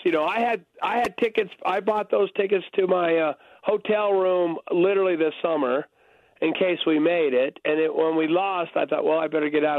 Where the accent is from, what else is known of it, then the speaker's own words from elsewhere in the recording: Texas, United States; moved away; I grew up in Texas